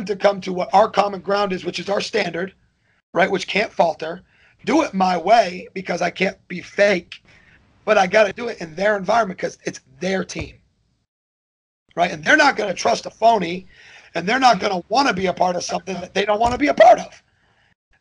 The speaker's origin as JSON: {"language": "English", "town": "Northbridge", "region": "Massachusetts", "country": "United States", "tie": "born or raised there", "moved": "as an adult", "lives_now": "Kennesaw, United States", "said": "the way I grew up talking and the music I grew up listening to in Northbridge, Massachusetts."}